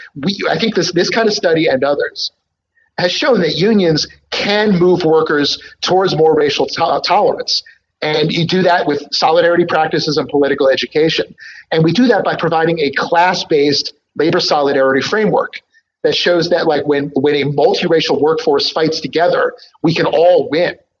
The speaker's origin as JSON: {"language": "English", "town": "Philadelphia", "region": "Pennsylvania", "country": "United States", "tie": "born or raised there", "said": "Philadelphia is my hometown."}